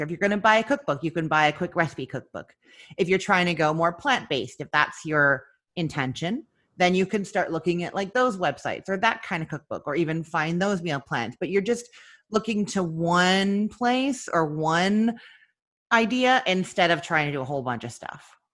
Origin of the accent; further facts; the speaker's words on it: Canada; now in Florida, United States; I'm originally from Canada, and now I live in Florida.